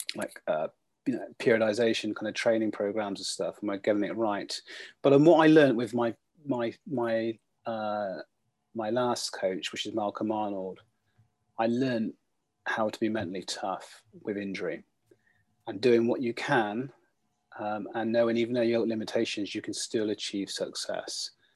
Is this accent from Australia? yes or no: no; Bath, South West England, United Kingdom; I grew up in Bath